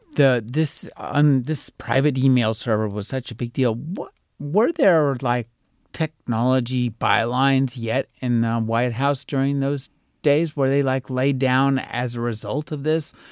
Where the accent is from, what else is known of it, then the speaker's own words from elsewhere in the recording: United States; as an American